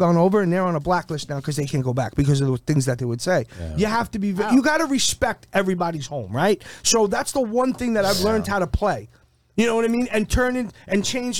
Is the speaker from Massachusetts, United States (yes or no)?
yes; Massachusetts, United States; born there; So my whole family was military. I was born on Otis Air Force Base.